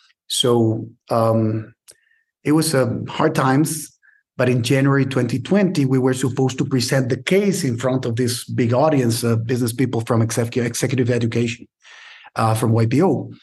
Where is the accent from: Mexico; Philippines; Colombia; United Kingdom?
Mexico; Mexico City; born there; but I was born in Mexico City.